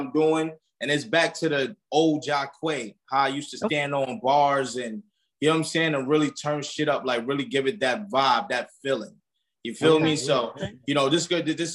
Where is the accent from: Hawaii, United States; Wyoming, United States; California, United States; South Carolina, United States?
South Carolina, United States; I was raised in South Carolina